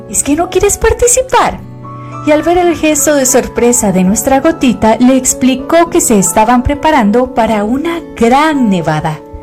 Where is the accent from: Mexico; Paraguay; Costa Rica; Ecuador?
Costa Rica; Zarcero, Alajuela; accent: zarcereño; Yo soy de Zarcero, ¿verdad? Entonces, yo tenía muchísimo acento zarcereño